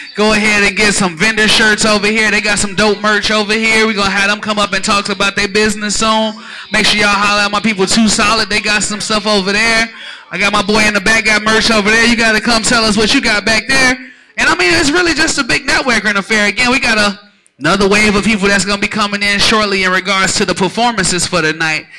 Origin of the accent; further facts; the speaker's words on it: Chicago, Illinois, United States; now in Atlanta, United States; I'm from Chicago